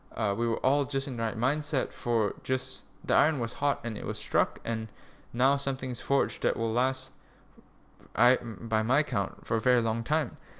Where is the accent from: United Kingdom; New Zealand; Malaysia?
Malaysia; moved away as an adult; also born or lived in Germany; Malaysia, my home of, like, eighteen years. This is where I was born. I'm a Malaysian citizen